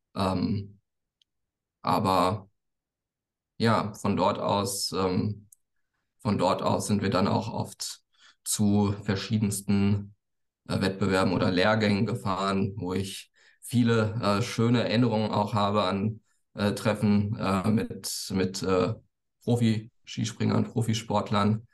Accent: near Frankfurt, Hesse, Germany; ich komme aus, aus der Nähe von Frankfurt

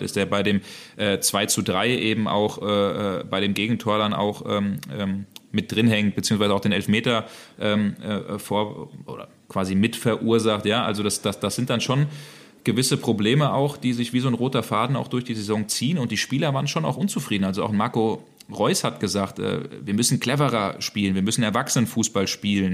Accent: Hesse, Germany; moved away as an adult; also born or lived in Hamburg / Berlin; now in Dortmund, Germany; ich bin ein gebürtiger Hesse

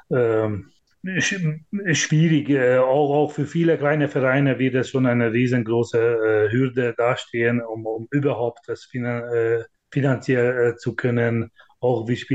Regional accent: Hungary; German is a second language; now in Germany; ich komme aus Ungarn, da kenne ich sehr gut, da wird 90 Prozent alles vom Staat finanziert

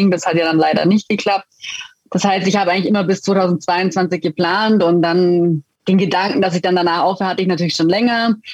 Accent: Füssen, Bavaria, Germany; ich komme ursprünglich aus Füssen und letztendlich war es dann auch so, dass ähm, ja, meine Familie, mein Papa, mein Bruder haben beide Eishockey gespielt

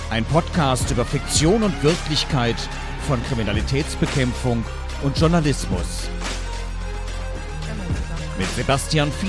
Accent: Cologne, North Rhine-Westphalia, Germany; Ja, weil du vorhin Köln angesprochen hast, meine Heimatstadt und die Projekte, die da zum Teil gelaufen sind

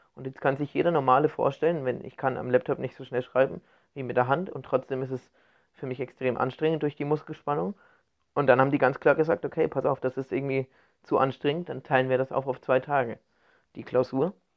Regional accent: Bavaria, Germany; now in Cologne, Germany; ich komme ja nicht aus Köln, ich komme gebürtig aus Bayern

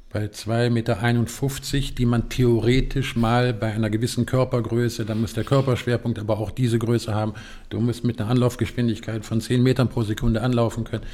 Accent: Eifel, Germany; Ich bin in der Eifel groß geworden

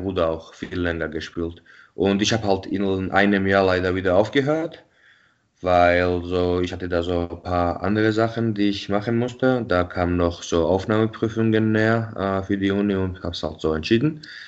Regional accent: Tbilisi, Georgia; now in Munich, Germany; ich bin ja in Tbilisi geboren und aufgewachsen

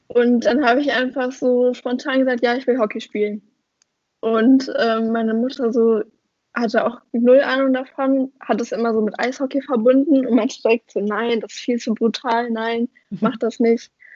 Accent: Oberhausen, North Rhine-Westphalia, Germany; ich komme ja aus Oberhausen

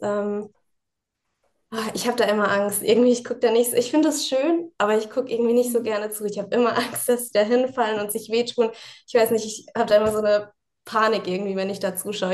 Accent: Mannheim, Baden-Württemberg, Germany; now in Ingolstadt, Germany; Ich bin gebürtige Mannheimerin.

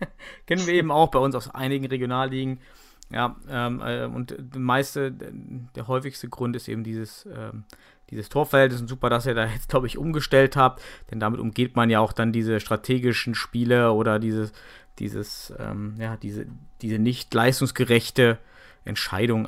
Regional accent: Germany; bei uns in Deutschland

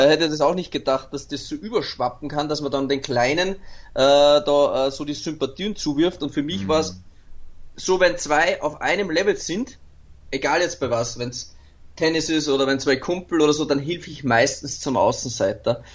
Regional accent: Austria; mein Geburtsland halt, ähm, wo ich seit 35 Jahren lebe

